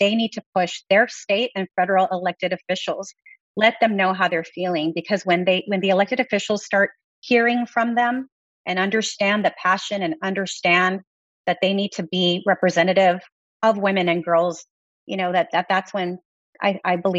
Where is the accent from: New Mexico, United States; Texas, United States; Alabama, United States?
Texas, United States; I come from Texas